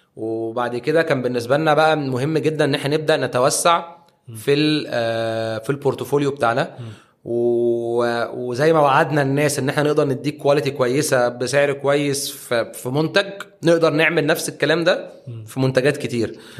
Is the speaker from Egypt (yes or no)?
yes; Egypt; احنا عندنا في مصر